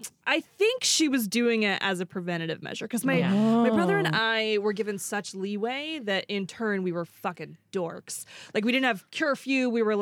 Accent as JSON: {"language": "English", "town": "Morgan Hill", "region": "California", "country": "United States", "tie": "born or raised there", "said": "I grew up in the middle of nowhere, like in the boonies."}